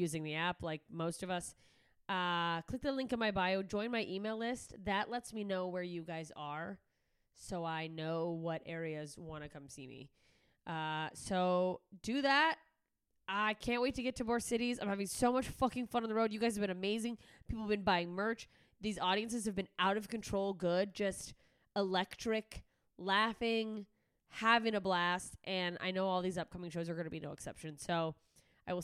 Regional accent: Alaska, United States; moved away; I am headed up to my home state of Alaska

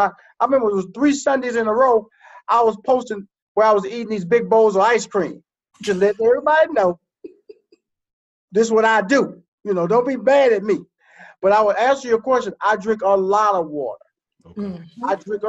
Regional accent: the South, United States; I'm from the South. Your boy eat grits, okay?

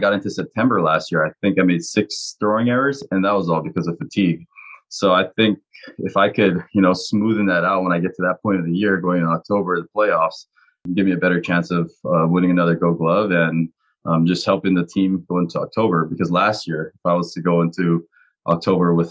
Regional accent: Hawaii, United States; growing up in Hawaii

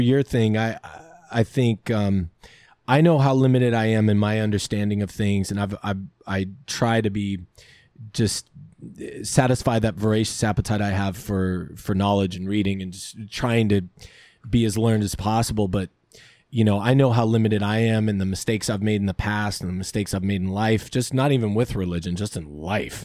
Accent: Lancaster, California, United States; I grew up, you know, Lancaster, California

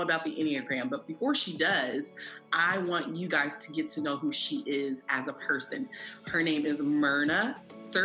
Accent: Columbus, Ohio, United States; I'm from Columbus, Ohio.

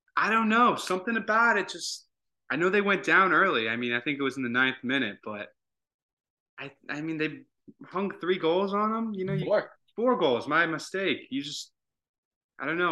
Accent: Dayton, Ohio, United States; now in Atlanta, United States; from Dayton

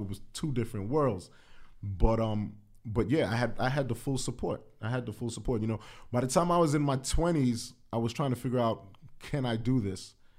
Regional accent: New York City, New York, United States; growing up in the Bronx

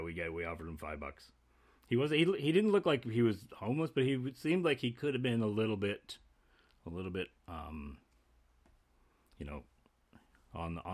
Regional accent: Canada; We're 19. We're from Canada

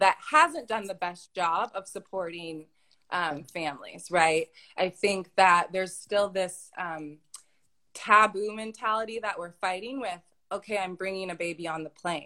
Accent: East Lansing, Michigan, United States; moved away as an adult; also born or lived in California / Azerbaijan / Switzerland; I'm originally from East Lansing, Michigan, which is a small town

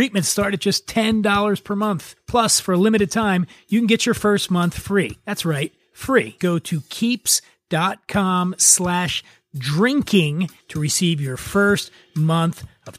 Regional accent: Los Angeles, California, United States; they just announced an expansion here to my hometown of Los Angeles.

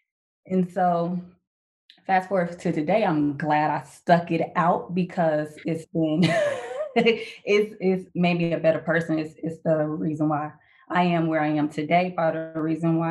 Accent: Chicago, Illinois, United States; moved away as an adult; I'm originally from Chicago. So I joined out of Chicago at the age of 19.

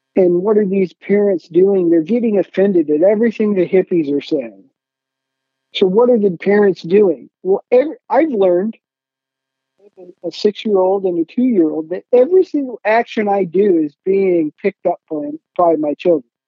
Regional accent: Hillsdale, Michigan, United States; I grew up in Hillsdale, Michigan

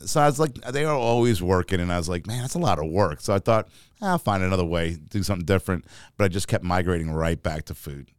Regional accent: New York City, New York, United States; also born or lived in Florida / Rome, Georgia / Atlanta, Georgia; now in Augusta, United States; growing up in New York City

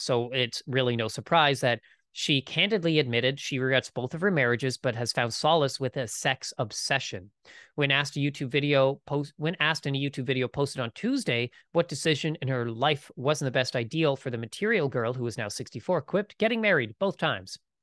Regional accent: Canada; I am Canadian

